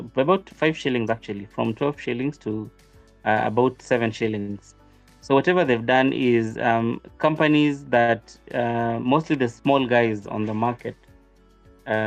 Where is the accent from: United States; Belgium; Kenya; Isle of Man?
Kenya; As a Kenyan